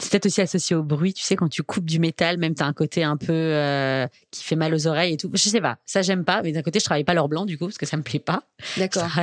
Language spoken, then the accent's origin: French; Metz, Grand Est, France; Enfin l'est de la France me fait pas déprimer comme quand je dis que je viens de Metz